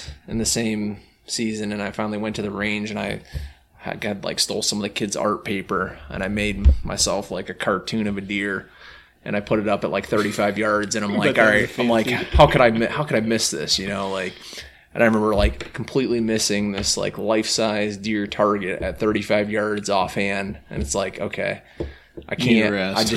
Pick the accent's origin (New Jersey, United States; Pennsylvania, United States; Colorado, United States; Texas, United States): Pennsylvania, United States; moved away as an adult; also born or lived in New York; So I remember when I first moved to New York State, I grew up in Pennsylvania